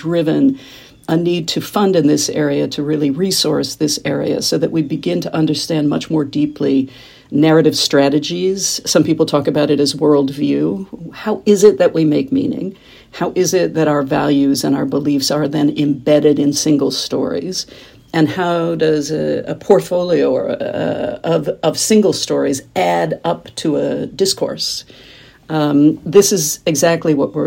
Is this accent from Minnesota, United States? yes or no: no; Kansas, United States; moved away as an adult; I grew up in Kansas, which is in the middle of the country, smack dab in the middle of the U.S., and went east as soon as it was legal